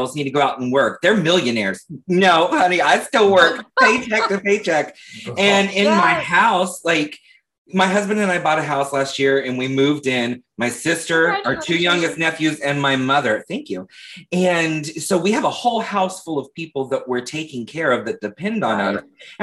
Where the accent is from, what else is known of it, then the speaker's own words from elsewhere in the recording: Leesburg, Florida, United States; I'm from Leesburg, Florida, which is like 45 minutes north